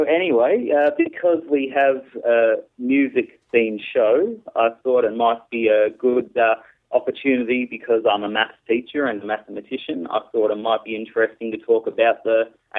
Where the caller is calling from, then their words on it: Australia; I'm …, and I'm calling from Australia.